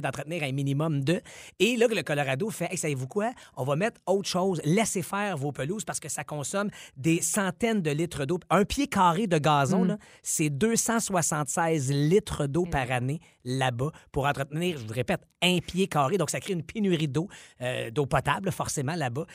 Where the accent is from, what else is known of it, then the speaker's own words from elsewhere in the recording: Quebec, Canada; notre chez nous au Québec